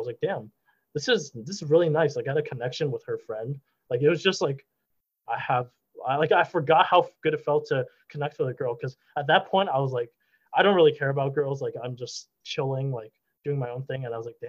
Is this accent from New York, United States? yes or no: yes; New York City, New York, United States; I was a Brooklyn dude